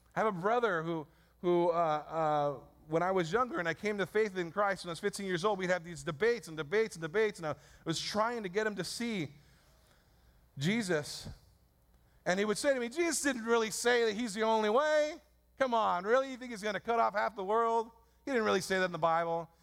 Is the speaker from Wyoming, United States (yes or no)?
no; San Francisco, California, United States; I was born in San Francisco 34 years ago at St. Mary's Hospital.